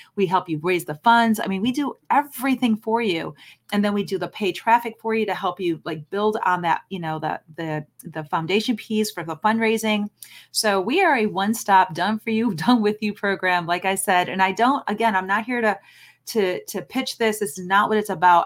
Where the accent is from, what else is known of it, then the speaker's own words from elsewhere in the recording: Chicago, Illinois, United States; moved away; I'm from Chicago originally